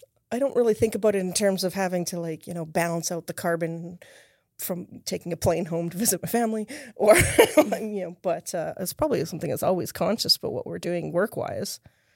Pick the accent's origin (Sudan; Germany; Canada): Canada; Saskatchewan; moved away as an adult; now in United States; I'm from Canada originally.